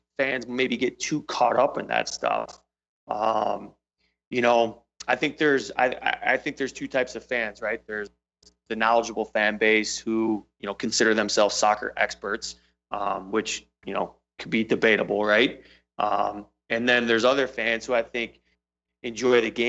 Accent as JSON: {"language": "English", "region": "Michigan", "country": "United States", "tie": "born or raised there", "also_born_or_lived": "Seattle / England / Ann Arbor", "said": "I'm originally from Michigan"}